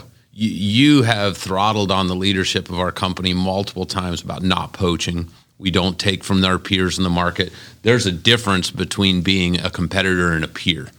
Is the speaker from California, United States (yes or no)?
no; Las Vegas, Nevada, United States; I'm born and raised in Las Vegas. I've never lived any place else.